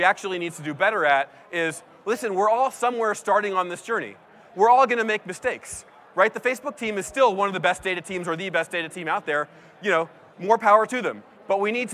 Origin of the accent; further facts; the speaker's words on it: East Coast, United States; now in San Francisco, United States; I grew up on the East Coast